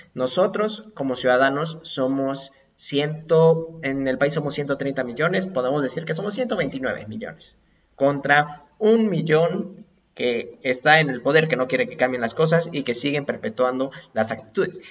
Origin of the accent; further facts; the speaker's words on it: Mexico; somos mexicanos